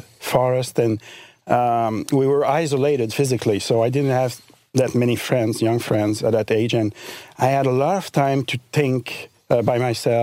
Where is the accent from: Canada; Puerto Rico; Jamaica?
Canada; Eastern Townships, Quebec; A region of province of Quebec called Eastern Township. It's near the border with Vermont, actually.